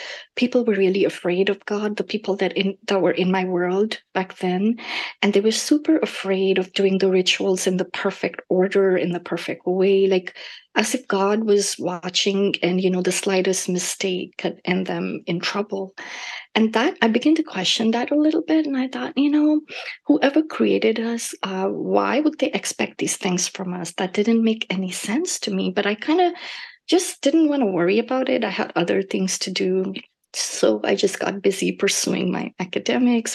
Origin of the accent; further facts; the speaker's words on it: India; now in North Carolina, United States; I grew up in India